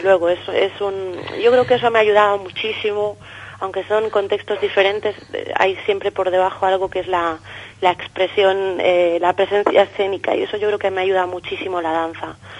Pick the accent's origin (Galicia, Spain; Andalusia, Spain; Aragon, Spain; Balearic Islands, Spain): Galicia, Spain; A Coruña; moved away as an adult; now in Madrid, Spain; gallega, gallega soy de La Coruña. Lo que pasa que llevo, pues yo creo que ya son ocho años, ocho años en Madrid